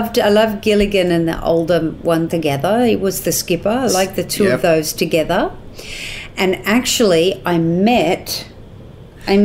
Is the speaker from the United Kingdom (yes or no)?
no; Newcastle, New South Wales, Australia; I grew up in Newcastle, which is about 2.5 hours north of Sydney.